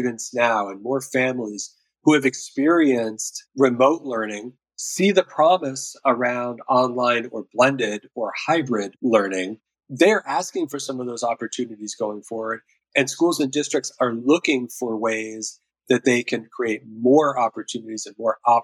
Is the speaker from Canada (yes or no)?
no; Durango, Colorado, United States; my hometown, Durango, Colorado